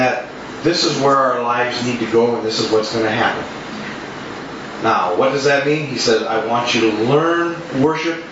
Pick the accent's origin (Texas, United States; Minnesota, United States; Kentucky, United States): Minnesota, United States; South St. Paul; I grew up in South St. Paul, which is known for stockyards